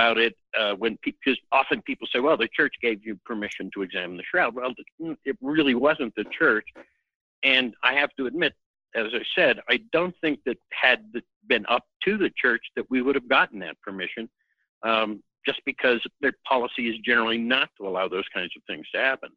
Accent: Pittsburgh, Pennsylvania, United States; moved away as an adult; also born or lived in Santa Barbara, California; I'm originally from Pittsburgh, Pennsylvania, but left there the day after high school

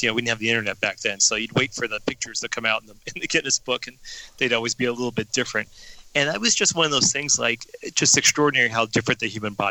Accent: Denver, Colorado, United States; I grew up in Denver, Colorado

